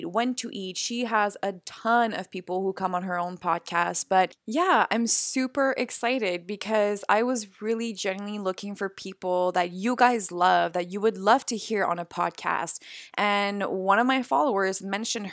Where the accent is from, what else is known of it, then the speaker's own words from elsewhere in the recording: Montreal, Quebec, Canada; I'm from Montreal, but I'm in LA right now